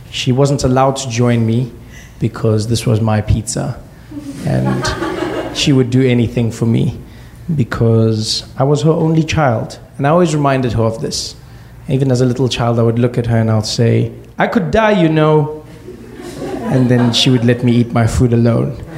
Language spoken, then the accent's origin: English; South Africa; we grew up in South Africa during apartheid, or I grew up during that time